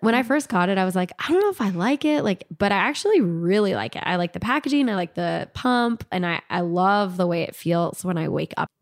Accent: California, United States; I was born in California and, like, went to elementary school in, in California

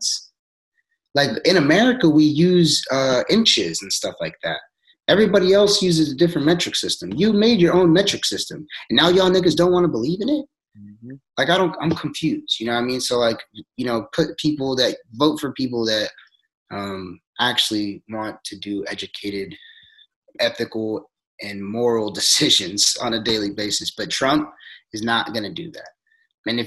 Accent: Forest Grove, Oregon, United States; also born or lived in Cornelius, Oregon; I grew up in Forest Grove, Oregon

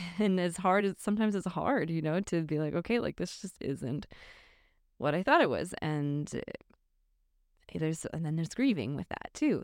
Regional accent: northwest suburbs of Chicago, Illinois, United States; moved away; still a Chicago suburb. So, yeah. but yeah, I grew up there

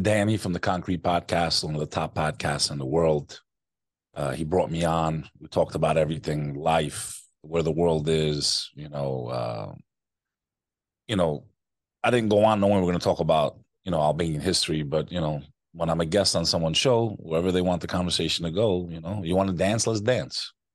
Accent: United States; also born or lived in New York; I am American, first generation born in the U S. My family came here to escape communism

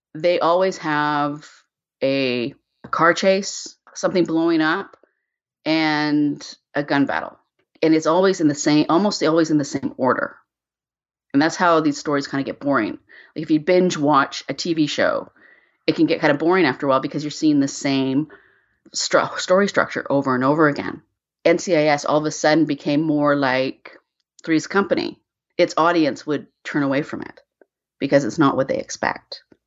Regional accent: Canada; I'm Canadian, I live in Vancouver

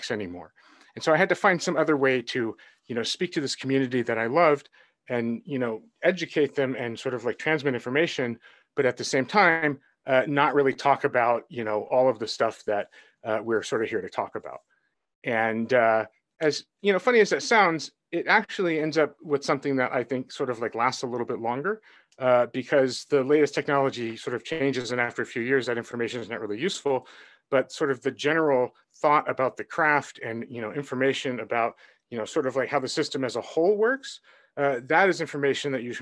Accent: Honolulu, Hawaii, United States; moved away; also born or lived in Seattle / Silicon Valley; I grew up in Honolulu.

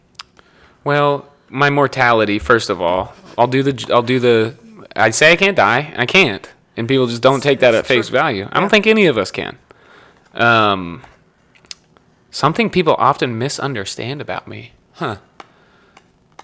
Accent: Sioux City, Iowa, United States; I was born in Sioux City, Iowa

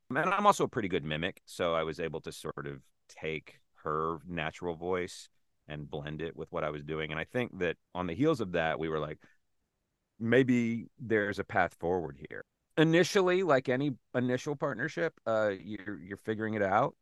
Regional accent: South Carolina, United States; moved away; also born or lived in Chicago / New York / Los Angeles; I grew up in South Carolina

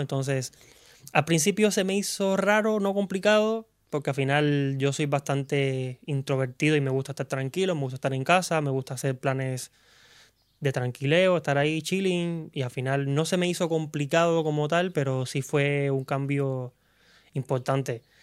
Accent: Cuba; moved away as an adult; now in Spain; vengo de Cuba, soy cubano. Llevo aquí en España ya aproximadamente cinco años

